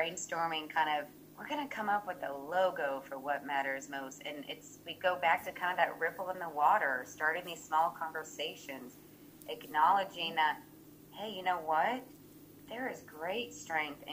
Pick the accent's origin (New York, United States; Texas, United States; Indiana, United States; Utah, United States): Indiana, United States; Evansville; growing up in Evansville, Indiana